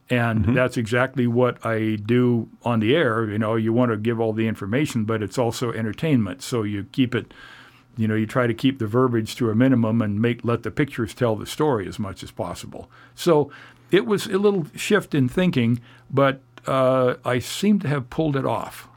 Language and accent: English; Oregon City, Oregon, United States; moved away as an adult; also born or lived in Orange County, California / Ventura, California / Indiana; I grew up in Oregon City in the Portland and Portland areas